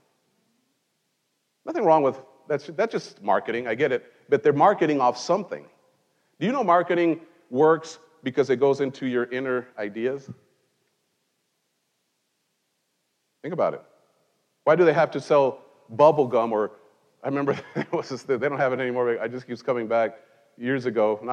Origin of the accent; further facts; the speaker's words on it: Mexico; now in United States; in Mexico, I grew up in Mexico